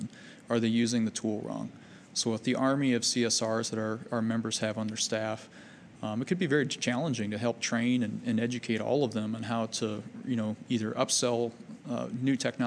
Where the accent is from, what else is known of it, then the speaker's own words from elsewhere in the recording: Fairfax, Virginia, United States; I grew up in Fairfax, Virginia